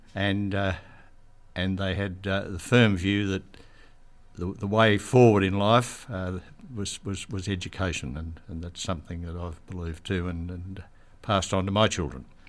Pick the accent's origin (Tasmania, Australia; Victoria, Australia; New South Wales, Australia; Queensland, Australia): New South Wales, Australia; Bathurst; also born or lived in Sydney / Penrith; I was born in Bathurst in 1943, which puts me in my 80th year as we speak, and uh, grew up there, went to school there